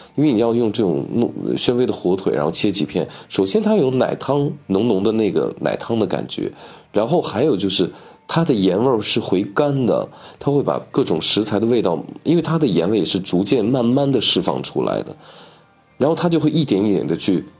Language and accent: Chinese; Northwest China, China; 我是西北人，跟我们西北人招待朋友那种热情是非常的一致的